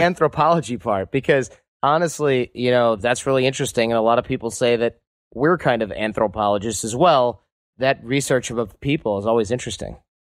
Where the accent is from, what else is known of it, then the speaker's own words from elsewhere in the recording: Michigan, United States; now in San Francisco, United States; growing up in Michigan